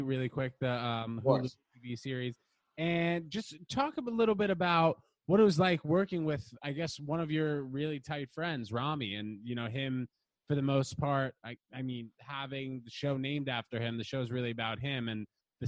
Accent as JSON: {"language": "English", "country": "United States", "said": "I'm American"}